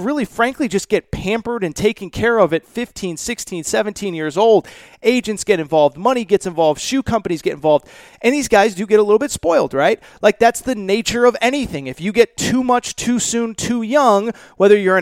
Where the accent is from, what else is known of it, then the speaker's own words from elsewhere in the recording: Connecticut, United States; I grew up in Connecticut. I grew up going to UConn games when I was 6, 7, 8, 9 years old